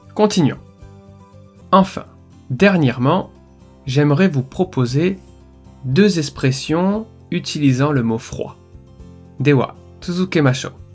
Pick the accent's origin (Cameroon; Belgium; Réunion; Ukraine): Réunion; moved away; je suis originaire de l'île de la Réunion, une île française encore bien peu connu au Japon.